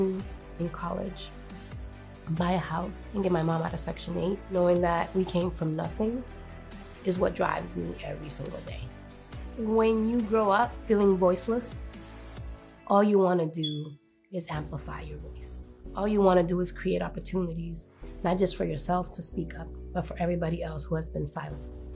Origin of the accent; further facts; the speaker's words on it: Boston, Massachusetts, United States; English is a second language; also born or lived in Dominican Republic; I'm from Dorchester. I came to this country when I was 5 years old